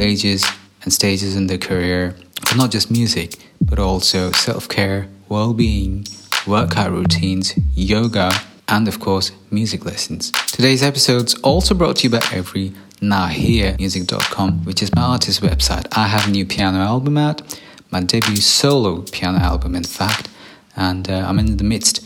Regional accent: India; my time growing up in India

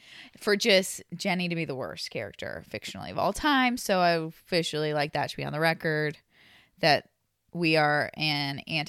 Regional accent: Midwest, United States; I'm from the Midwest. I really enjoy a bargain, you know?

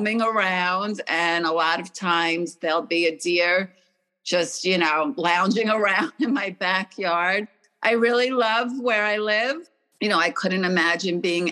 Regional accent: Oceanside, New York, United States; also born or lived in Stamford, Connecticut; I grew up in Oceanside, New York, but I was actually born in Connecticut, in Stamford, Connecticut

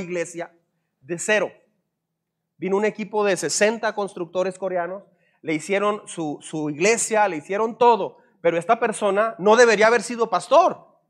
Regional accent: Mexico; Soy un mexicano desengañado

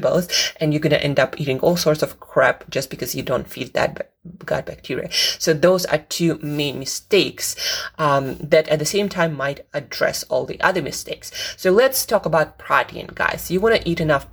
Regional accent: Russia; now in United Kingdom; I'm from Russia

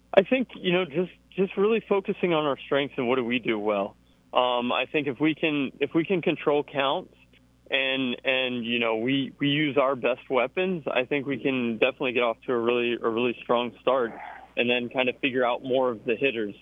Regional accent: Georgia, United States; now in Auburn, United States; I grew up in Georgia

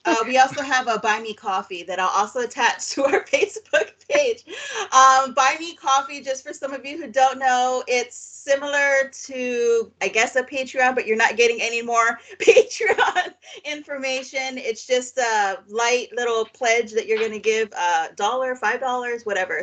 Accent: Waipahu, Hawaii, United States; moved away; we grew up on Oahu um, in a town called Waipahu

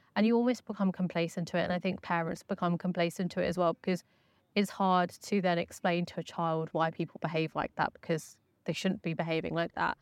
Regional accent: West Sussex, South East England, United Kingdom; I grew up in West Sussex

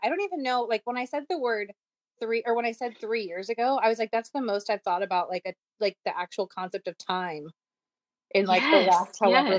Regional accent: Seattle, Washington, United States; also born or lived in Venice, California; I'm originally from Seattle. We live in Seattle. My apartment is in Capitol Hill, right downtown. But right now we are actually quarantined with a few of our friends in Venice doing some work down here.

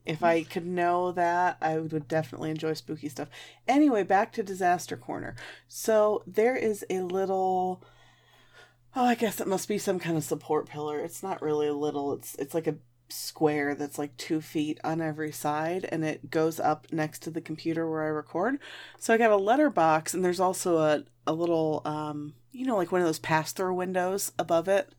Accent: Michigan, United States; I grew up in Michigan.

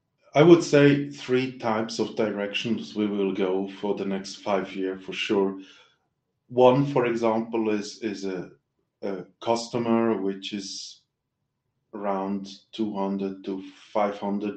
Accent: Switzerland

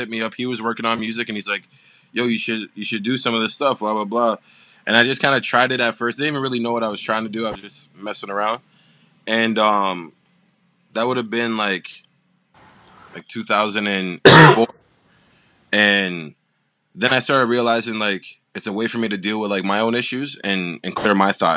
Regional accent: Toronto, Ontario, Canada; I'm from Toronto, Ontario, Canada.

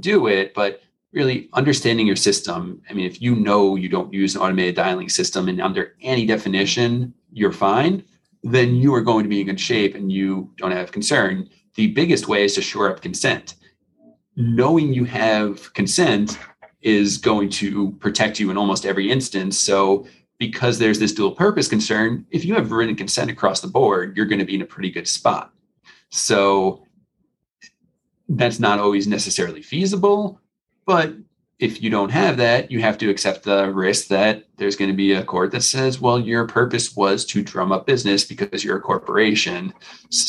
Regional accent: New York, United States; now in Florida, United States; I was originally from New York, so my phone number was 516

